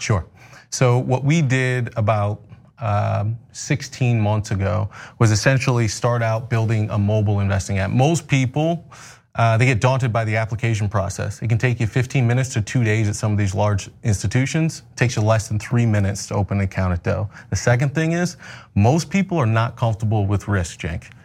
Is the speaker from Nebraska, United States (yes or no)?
yes; Omaha, Nebraska, United States; also born or lived in Battle Creek, Michigan; I grew up in Omaha, Nebraska